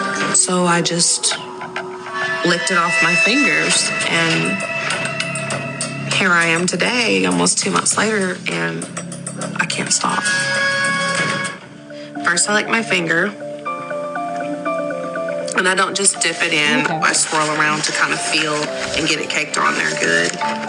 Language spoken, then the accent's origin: English; Fayetteville, Tennessee, United States; I'm 26 years old. I'm from Fayetteville, Tennessee.